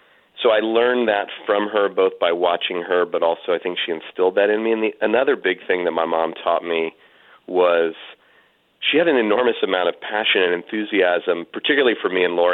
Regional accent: California, United States; Stanford University, which is about an hour from where I grew up here in California. I still live in the Bay Area

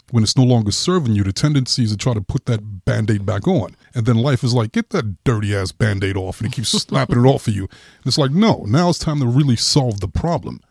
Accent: New York City, New York, United States; I grew up in Brooklyn.

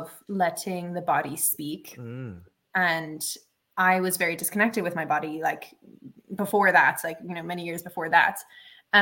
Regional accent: Ireland; moved away; also born or lived in Africa; I had to go back to my home country. So I went back to Ireland

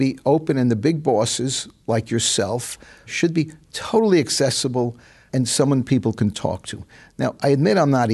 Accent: New York City, New York, United States; moved away; I grew up in the Bronx. I'm not a suburb guy.

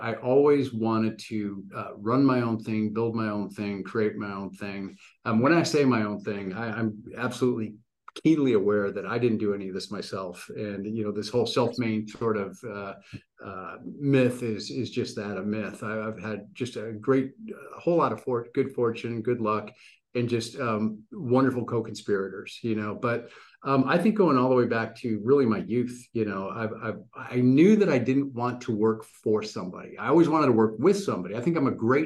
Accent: Michigan, United States; now in Dallas, United States; went back up to my home state, my original home state of Michigan

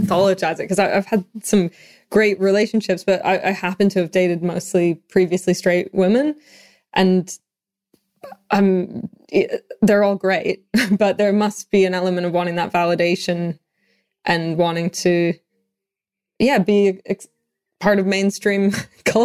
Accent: Canada; now in London, United Kingdom; I'm from Canada

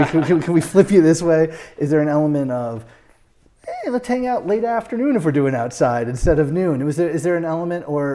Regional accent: United States; also born or lived in New York; I'm from New England and New York.

